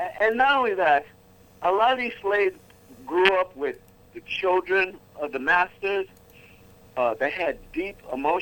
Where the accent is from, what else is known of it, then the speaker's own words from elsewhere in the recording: New York City, New York, United States; I'm born and raised in New York and in Harlem